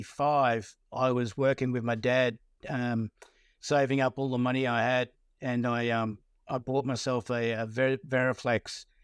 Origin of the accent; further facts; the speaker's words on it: Hoppers Crossing, Victoria, Australia; also born or lived in Werribee; I was born in Werribee in Victoria and raised in Hoppers Crossing